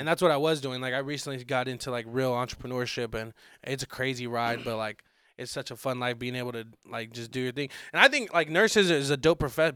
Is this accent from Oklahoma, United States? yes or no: no; Arizona, United States; also born or lived in Santa Monica, California; I claim Arizona is where I grew up. I was born out in Santa Monica, okay, and like yeah. I, I, moved out here when I was like six